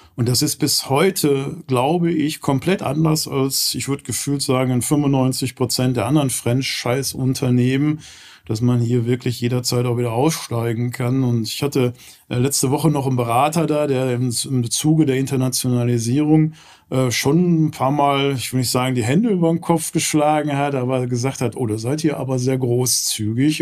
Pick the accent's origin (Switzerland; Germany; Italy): Germany; Gelsenkirchen, North Rhine-Westphalia; moved away as an adult; also born or lived in Southern Germany; now in Cologne area, Germany; komme ursprünglich aus Gelsenkirchen. Ähm, ist ja immer so eine vielleicht verbotene Stadt, wenn man das sagt, dann grinst fast jeder. Äh, aber das ist meine Heimat